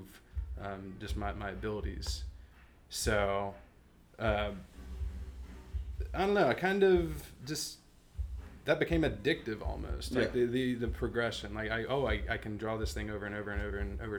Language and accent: English; Gastonia, North Carolina, United States; also born or lived in High Point, North Carolina; born and raised in Gastonia, North Carolina. It's like a small town close to Charlotte